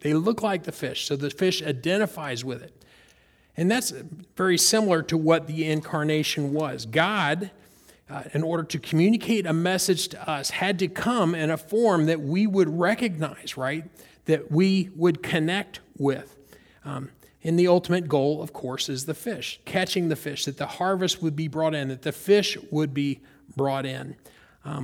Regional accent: North Carolina, United States; And since I've moved to Florida, I grew up pond fishing in North Carolina, bass, brim, you guys are familiar with that.

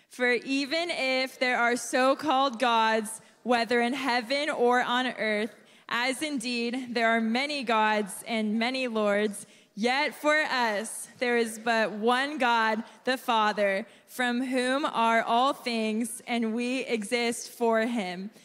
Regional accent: Waco, Texas, United States; also born or lived in China Spring, Texas; I'm from Waco, grew up in China Spring

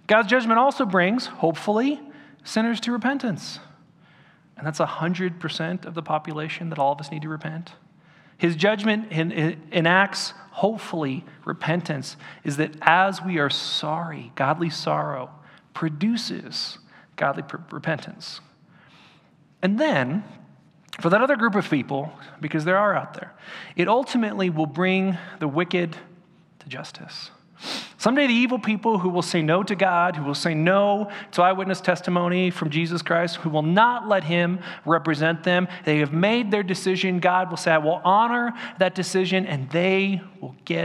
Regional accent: Orange County, California, United States; when I was growing up in Orange County

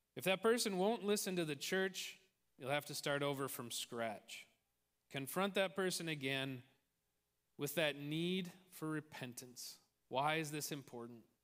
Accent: Tolstoy, Midwest, United States; the small town that I grew up

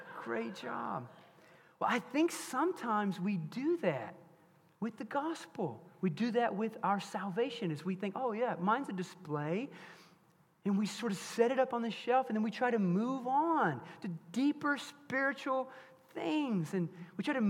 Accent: Bryant, United States; my mom and dad had a trophy business when I was growing up in Bryant

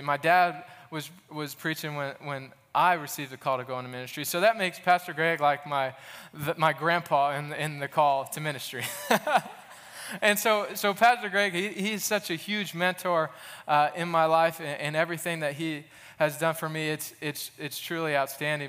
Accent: Goshen, Indiana, United States; now in Muncie, United States; I'm originally from Goshen, Indiana, up north

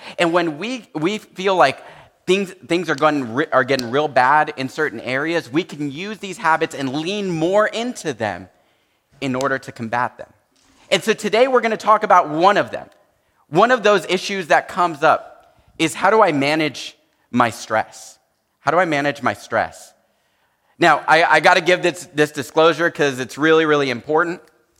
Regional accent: San Jose, California, United States; I grew up in San Jose, but I grew up in a very Hispanic home, and so I know a lot of Spanish

